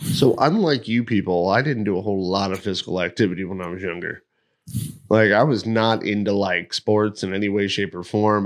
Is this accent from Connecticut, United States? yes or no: yes; East Hartford, Connecticut, United States; moved away as an adult; I'm from East Hartford